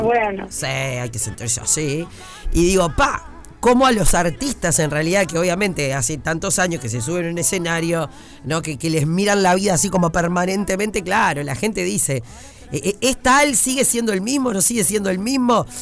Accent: Uruguay; nosotros como uruguayos

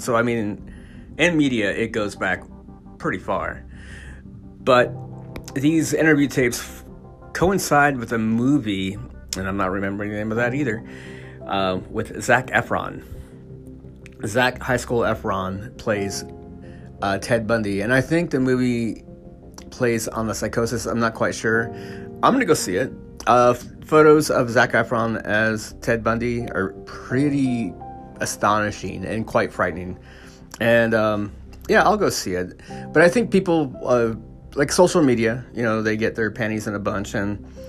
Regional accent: California, United States; I grew up in California in the early '80s

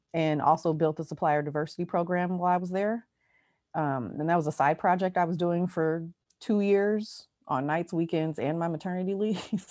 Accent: Oakland, California, United States; born and raised in Oakland

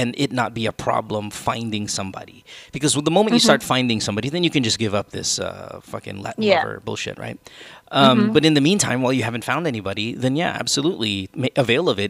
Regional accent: Manila, Metro Manila, Philippines; now in United States; our English is you can tell where we come from in Manila, right? You and I, or in the Philippines, because our English is a different kind of English.

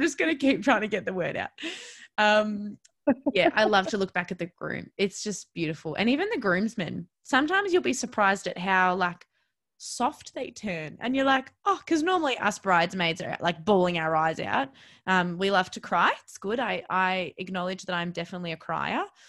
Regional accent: Melbourne, Victoria, Australia; I'm originally from Melbourne

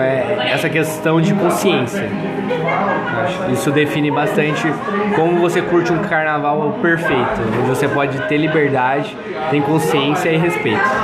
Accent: Cuiabá, Mato Grosso, Brazil; moved away as an adult; now in São Paulo, Brazil; sou de Cuiabá, Mato Grosso

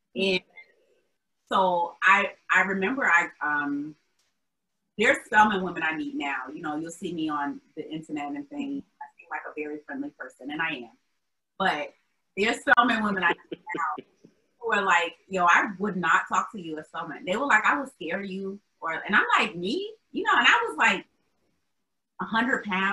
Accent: Albany, New York, United States; moved away as an adult; also born or lived in Atlanta, United States; now in Boston, United States; I love my hometown because that's where I'm from and that's where my family is

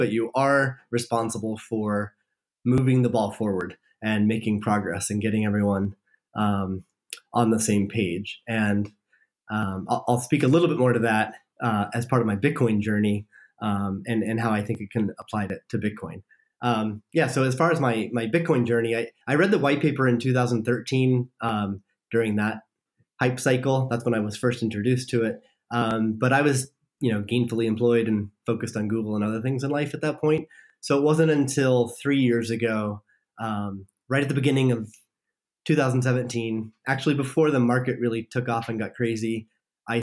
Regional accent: Iowa, United States; moved away as an adult; also born or lived in San Francisco Bay Area; I grew up in a small town in Iowa, so I'm from the Midwest in the United States.

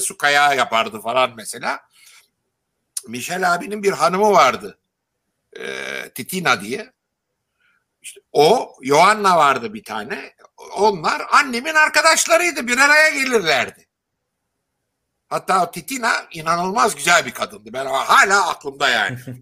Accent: Istanbul, Turkey; Yeşilköy'de ben Yeşilköy'de büyüdüm.

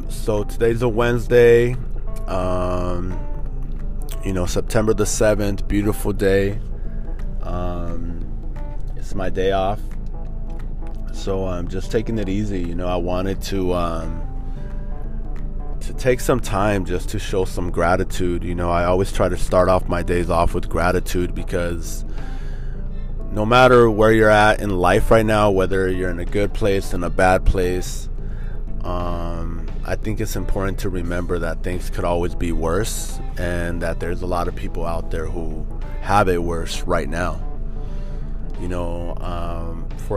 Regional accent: Norwalk, United States; We grew up in Norwalk

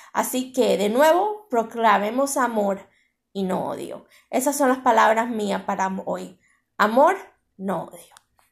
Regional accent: Cuba; ya oré por mi tierra, ya oré por Cuba

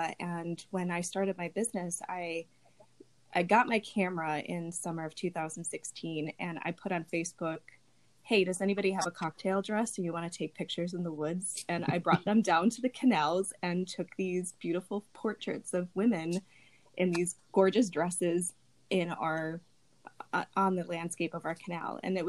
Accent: Berwyn, Illinois, United States; now in Lemont, United States; I grew up in the Berwyn area

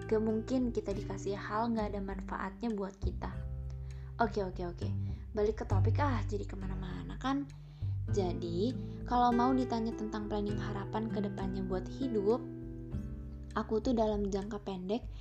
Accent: Bandar Lampung, Lampung, Indonesia; born there; lahir di Bandar Lampung 15 November 2002.

